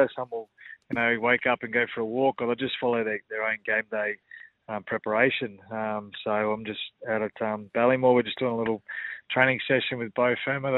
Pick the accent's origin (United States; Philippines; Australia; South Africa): Australia; Kingaroy, Queensland; growing up in Kingaroy